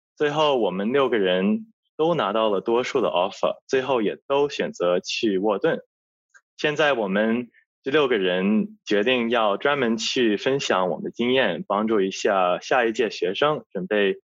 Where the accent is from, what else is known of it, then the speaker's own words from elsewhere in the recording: Australia; 我作为一个在澳洲长大的华侨